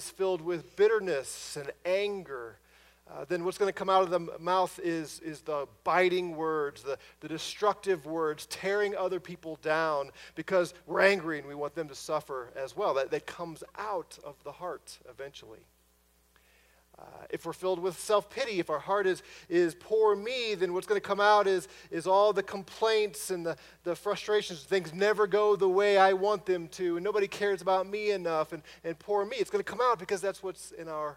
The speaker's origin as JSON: {"language": "English", "area": "near Ferguson", "region": "Missouri", "country": "United States", "tie": "born or raised there", "moved": "yes", "said": "from an area not too far from my hometown in Ferguson, Missouri."}